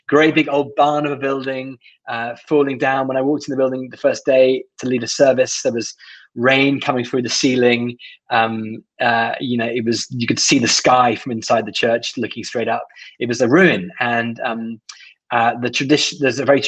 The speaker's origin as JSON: {"language": "English", "country": "United Kingdom", "said": "as a British person"}